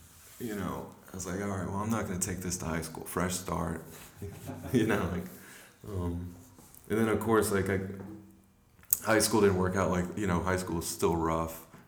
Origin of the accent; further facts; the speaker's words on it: Little Rock, Arkansas, United States; moved away as an adult; also born or lived in Louisiana; now in Brooklyn, United States; Well, that was in Little Rock, Arkansas. Before that, we were in Louisiana, and then after that, we were in Louisiana. So, like, I sort of claimed Louisiana